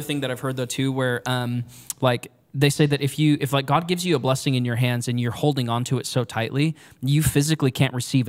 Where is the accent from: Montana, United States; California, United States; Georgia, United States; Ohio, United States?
California, United States; Modesto; So when I was little, I grew up here in Modesto.